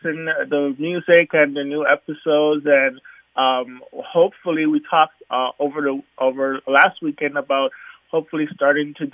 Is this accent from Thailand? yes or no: no; U.S. Virgin Islands; growing up in the Virgin Islands